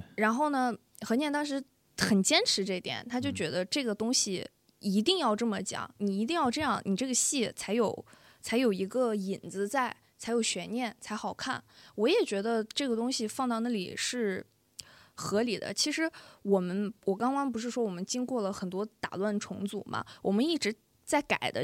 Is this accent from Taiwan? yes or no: no; Xi'an, Shaanxi, China; moved away; 我是西安人嘛